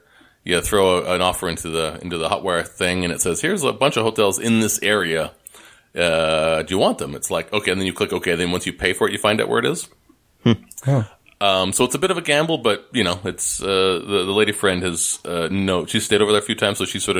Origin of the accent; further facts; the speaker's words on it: Canada; now in United States; I'm Canadian being American, living in America